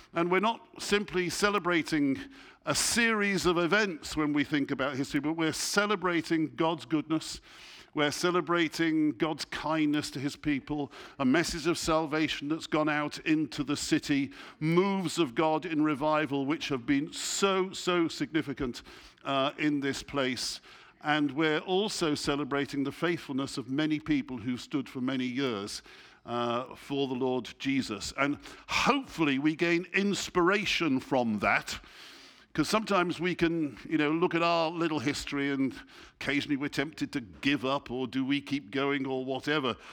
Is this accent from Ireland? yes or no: no; England, United Kingdom; I'm, I'm English, you know, and I speak English